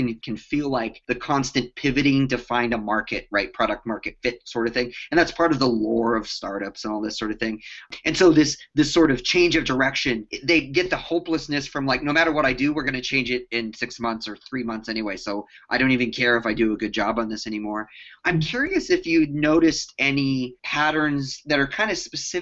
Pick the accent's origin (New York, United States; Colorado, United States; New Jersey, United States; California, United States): Colorado, United States; growing up in Colorado